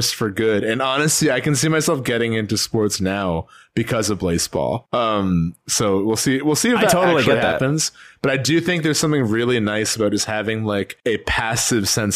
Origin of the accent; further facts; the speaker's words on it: Chicago, Illinois, United States; I'm from Chicago